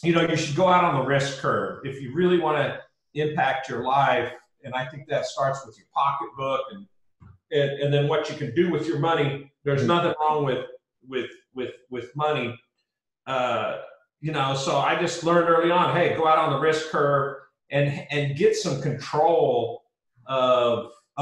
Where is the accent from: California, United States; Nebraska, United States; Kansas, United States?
Nebraska, United States; Lincoln; moved away as an adult; now in Austin, United States; I grew up in Lincoln, Nebraska, and was going to university there